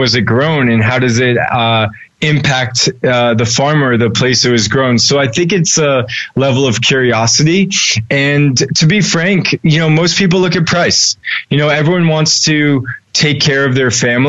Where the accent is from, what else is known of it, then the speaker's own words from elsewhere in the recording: Newton, Massachusetts, United States; I grew up just outside Boston in a place called Chestnut Hill, Newton, Massachusetts